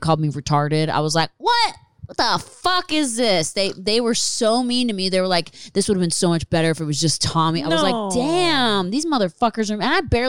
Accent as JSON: {"language": "English", "town": "Philadelphia", "region": "Pennsylvania", "country": "United States", "tie": "born or raised there", "said": "Pennsylvania. Philadelphia, outside Philadelphia."}